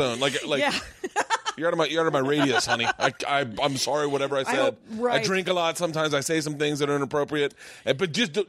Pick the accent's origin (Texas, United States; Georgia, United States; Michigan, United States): Georgia, United States; We're from Georgia, from a small town in Georgia, at the foothills of Appalachia.